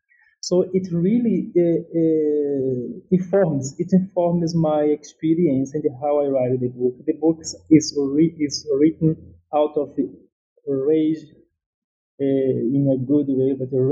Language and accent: English; Northeast Brazil, Brazil; English is a second language; also born or lived in São Paulo; This book came out from my own experience coming to age in a favela in São Paulo. I am from Northeast Brazil, just to situate the listeners.